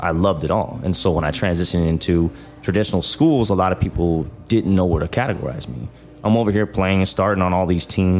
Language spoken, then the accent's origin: English; Omaha, Nebraska, United States; also born or lived in Kansas City; So that's where I was raised at, was Boys Town